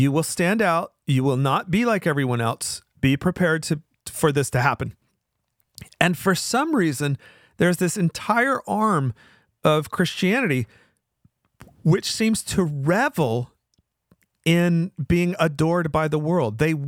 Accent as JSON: {"language": "English", "region": "the South", "country": "United States", "accent": "Southern", "said": "It's sort of like a Southern accent, which, you know, I sort of hide my Southern accent as a way to mask where I'm from."}